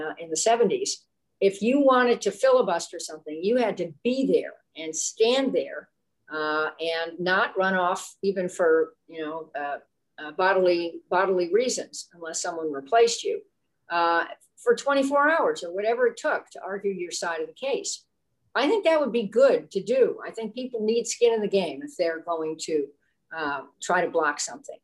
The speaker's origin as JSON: {"language": "English", "region": "California", "country": "United States", "said": "I'm from California"}